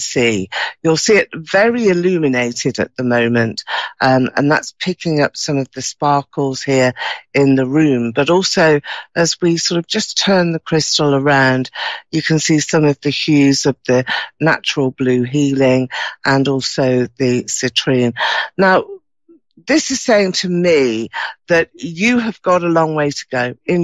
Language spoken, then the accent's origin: English; United Kingdom; You can probably tell from my accent here, I'm from the UK, just outside of London